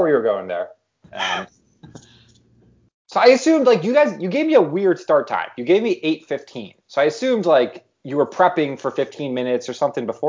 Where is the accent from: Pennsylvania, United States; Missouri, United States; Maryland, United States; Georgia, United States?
Pennsylvania, United States; Philadelphia; Yeah. I grew up in Philly.